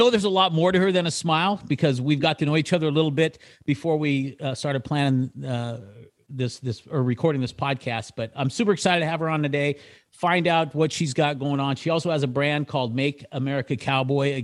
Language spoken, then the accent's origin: English; Citrus Heights, California, United States; also born or lived in Loomis, California / Lincoln, California; I was actually raised in a little place up there called Citrus Heights